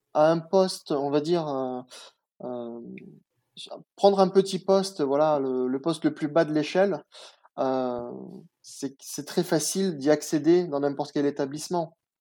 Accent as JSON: {"language": "French", "town": "Nice", "region": "Provence-Alpes-Côte d'Azur", "country": "France", "tie": "born or raised there", "also_born_or_lived": "Picardie (Hauts-de-France) / Moscow, Russia / Germany", "said": "là où j'ai grandi. Je suis arrivé à Nice à, l'âge de 5 ans"}